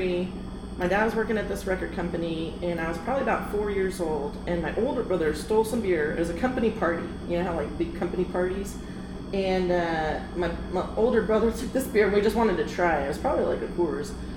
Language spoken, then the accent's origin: English; California, United States; growing up in California